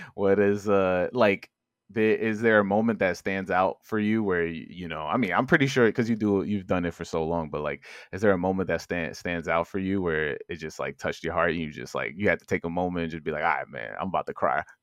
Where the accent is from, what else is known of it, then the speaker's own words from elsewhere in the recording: New York City, New York, United States; also born or lived in Upper East Side, Manhattan; I grew up in Corona, Queens